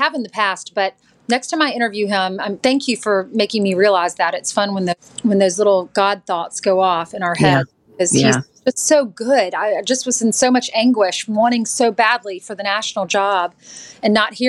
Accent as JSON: {"language": "English", "region": "South Carolina", "country": "United States", "tie": "born or raised there", "also_born_or_lived": "Texas", "moved": "as an adult", "said": "I'm from South Carolina and lived there most of my life. And then after college, moved to Texas."}